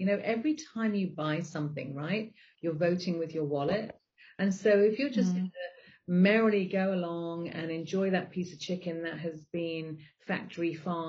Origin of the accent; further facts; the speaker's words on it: Zambia; also born or lived in Botswana; I grew up in Africa. So I grew up in Zambia and Botswana. And so I grew up on a meat-based diet.